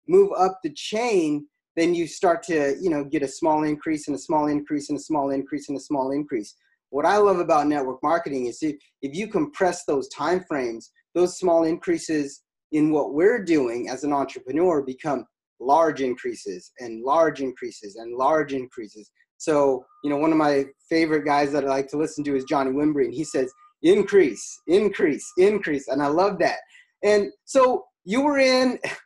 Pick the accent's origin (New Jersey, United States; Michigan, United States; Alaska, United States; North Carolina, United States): Alaska, United States; I'm from Alaska